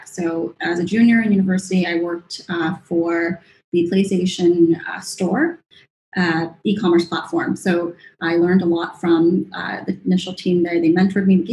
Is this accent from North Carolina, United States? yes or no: no; Sacramento, California, United States; moved away as an adult; also born or lived in Hong Kong; now in Singapore; I was born and raised in Sacramento, California